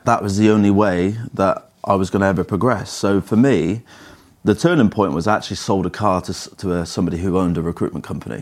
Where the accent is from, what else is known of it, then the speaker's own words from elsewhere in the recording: Cheltenham, South West England, United Kingdom; I grew up in Cheltenham